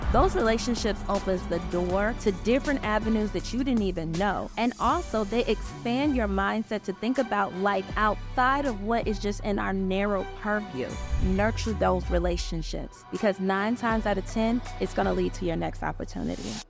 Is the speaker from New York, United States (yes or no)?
no; Chicago, Illinois, United States; moved away as an adult; now in Atlanta, United States; I am originally from Chicago. I just moved to Atlanta